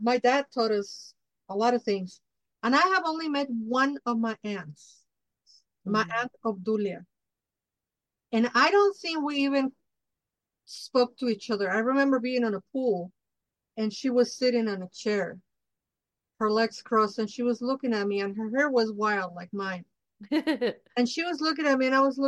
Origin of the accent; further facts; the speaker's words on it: Mexico; I'm Mexica, I'm indigenous from Mexico.